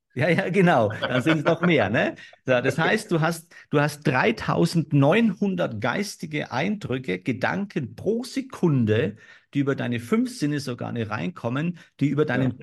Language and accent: German; Germany; bei uns in Deutschland